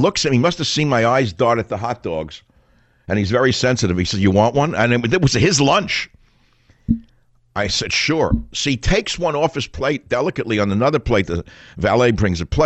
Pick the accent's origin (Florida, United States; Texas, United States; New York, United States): New York, United States; New York City; I'm from Queens, but I grew up on the other side of Union Turnpike from the president